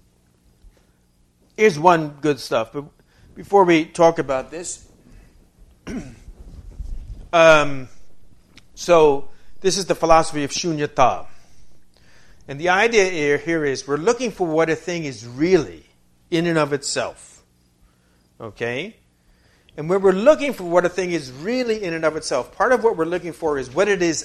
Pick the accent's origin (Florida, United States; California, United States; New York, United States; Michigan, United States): New York, United States; I'm from New York